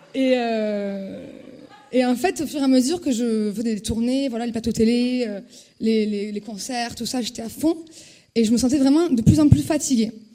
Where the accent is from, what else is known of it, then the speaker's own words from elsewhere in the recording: Toulouse, Occitania, France; je suis toulousaine, j'étais à la fac de Toulouse